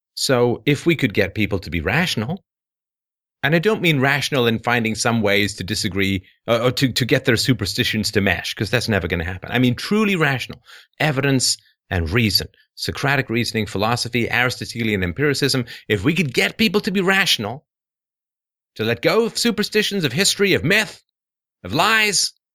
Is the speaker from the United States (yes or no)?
no; England, United Kingdom; moved away; I grew up in England